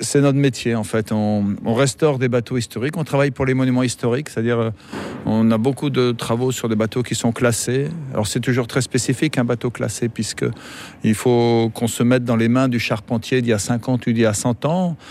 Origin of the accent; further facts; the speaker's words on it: Brittany, France; moved away as an adult; now in Brest, France; je viens du Morbihan